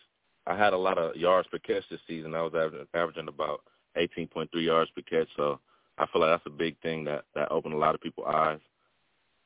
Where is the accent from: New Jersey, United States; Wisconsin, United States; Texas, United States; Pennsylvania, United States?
Wisconsin, United States; I grew up a Packer fan. And, you know, I'm from Wisconsin